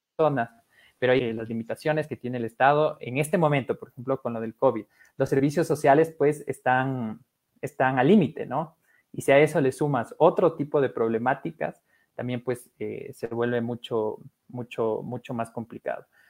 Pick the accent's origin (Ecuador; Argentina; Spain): Ecuador; aquí de Ecuador